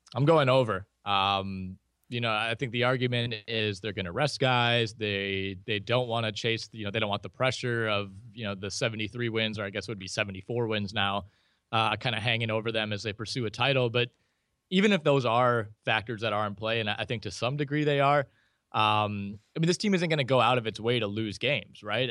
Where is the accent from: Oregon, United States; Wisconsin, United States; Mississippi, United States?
Wisconsin, United States; Green Bay area; I was born and raised in the Green Bay area, not quite, you know, downtown Green Bay or anything like that, but about ten, fifteen minutes away, uh, from Lambeau Field